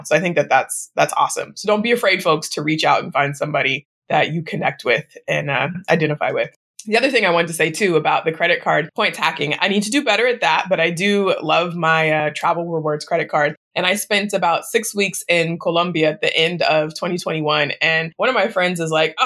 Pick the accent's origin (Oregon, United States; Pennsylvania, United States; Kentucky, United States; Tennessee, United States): Oregon, United States; Portland; moved away; also born or lived in Midwest; I grew up in Portland, Oregon